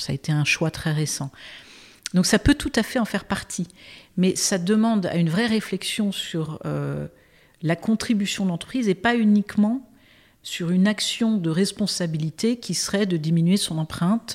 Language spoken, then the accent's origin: French; Brittany, France; J'ai grandi en Bretagne avec un père breton et une mère américaine